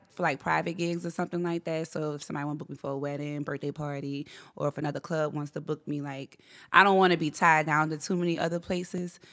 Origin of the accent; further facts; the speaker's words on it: Gretna, Louisiana, United States; I'm from here. Gretna, actually